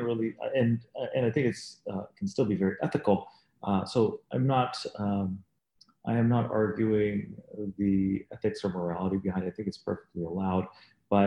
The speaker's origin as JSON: {"language": "English", "town": "Dallas", "region": "Texas", "country": "United States", "moved": "as an adult", "lives_now": "Chicago, United States", "said": "I'm not from Chicago, I'm from Dallas, Texas"}